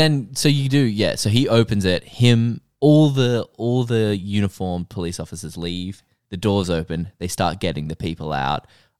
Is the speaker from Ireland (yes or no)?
yes; Ireland; I'm Irish.